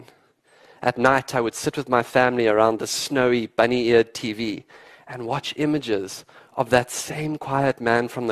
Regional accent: Londolozi Game Reserve, eastern South Africa, Mpumalanga, South Africa; I grew up in the wild eastern part of South Africa at a place called Londolozi Game Reserve

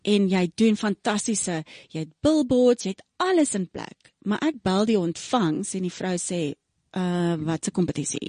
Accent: Pretoria, Gauteng, South Africa; also born or lived in Rustenburg / Cleveland, Ohio; ek is gebore in Rustenburg, groot geword in Pretoria

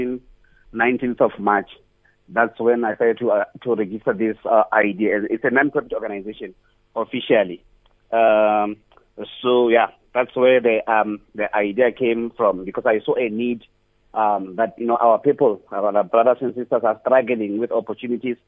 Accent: Bolobedu, Limpopo, South Africa; now in Pretoria, South Africa; I'm originally from Abulawayo, a place called Midye

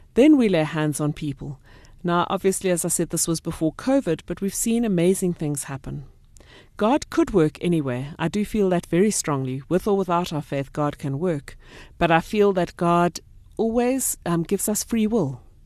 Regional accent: Port Elizabeth, Eastern Cape, South Africa; now in North Riding, South Africa; I come from Port Elizabeth

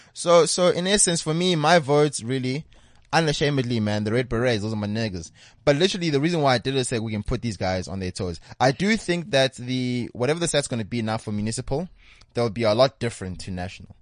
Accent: South Africa; as a South African

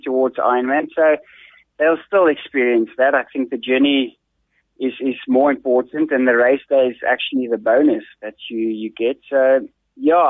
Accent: Bethlehem, Free State, South Africa; moved away as an adult; also born or lived in Pretoria; I was born in Bethlehem and raised in Bethlehem

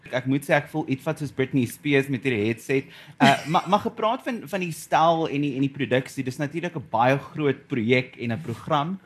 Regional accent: South Africa; ons as Suid-Afrikaners

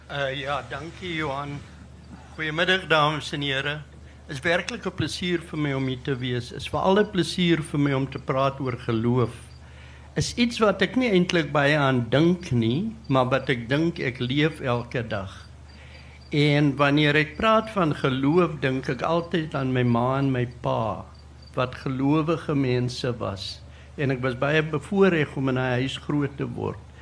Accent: South Africa; moved away as an adult; toe ek weer die land verlaat in 73 en toe in 92 teruggekom

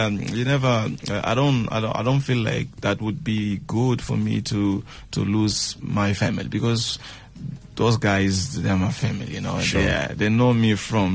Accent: Manjacaze, Gaza Province, Mozambique; first language Tsonga (Shangana); English is a second language; also born or lived in Xai-Xai, Gaza, Mozambique; now in Maputo, Mozambique; I was born there in Gaza province. And I'm staying now in Maputo province, the capital of the country

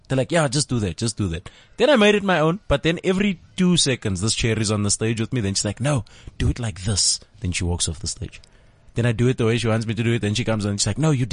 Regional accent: Boksburg, Gauteng, South Africa; I'm from Boxburg.

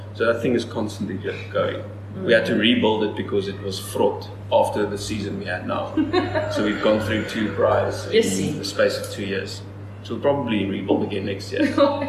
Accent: Strand, Western Cape, South Africa; Yes, school there, and then ICA was just over the hill in Stellenbosch.

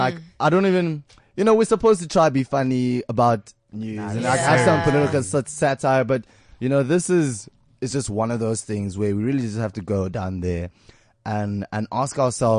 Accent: Pretoria, Gauteng, South Africa; moved away; That's that Pretoria sound, dog. Because like I'm from Pretoria, Sunnyside.

